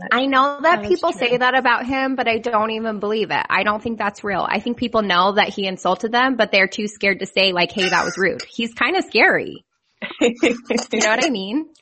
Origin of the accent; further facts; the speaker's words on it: Idaho, United States; moved away as an adult; now in Kentucky, United States; I was raised in Idaho